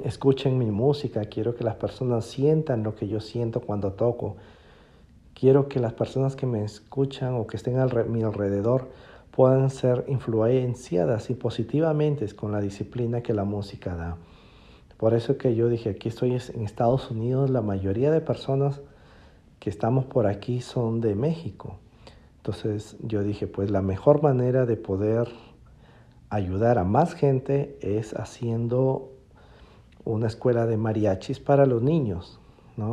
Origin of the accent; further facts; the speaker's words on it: Piura, Peru; moved away as an adult; regresé a mi ciudad natal, a Piura, Perú